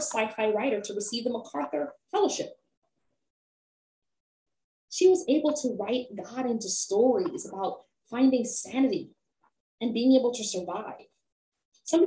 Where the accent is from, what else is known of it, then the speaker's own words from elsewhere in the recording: Jamaica; as a Jamaican Black femme woman